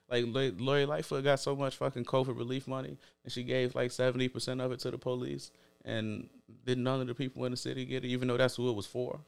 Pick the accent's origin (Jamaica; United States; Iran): United States; Chicago, Illinois